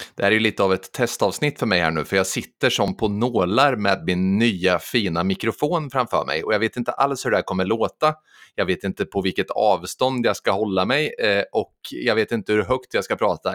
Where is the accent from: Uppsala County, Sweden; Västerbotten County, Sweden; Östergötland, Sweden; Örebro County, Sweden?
Östergötland, Sweden; Sturefors; i Sturefors där jag kommer ifrån